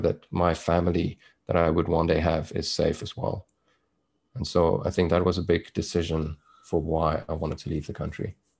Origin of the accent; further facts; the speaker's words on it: South Africa; accent: South African; moved away as an adult; also born or lived in Toronto, Canada; now in Vancouver, Canada; I was born in South Africa. That's where my accent is from. Um, and I grew up there. I was there for probably the first 29, maybe 30 years of my life.